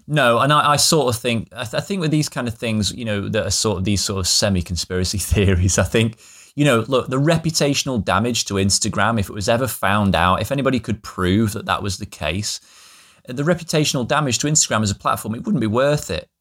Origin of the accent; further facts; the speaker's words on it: the north of England, United Kingdom; here in, in my hometown, which is a tiny town in the north of England